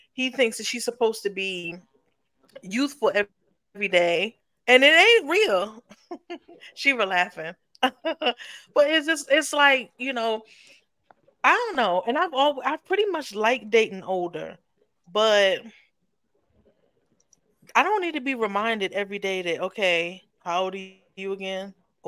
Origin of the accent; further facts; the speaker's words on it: New York, United States; you know, I'm from New York.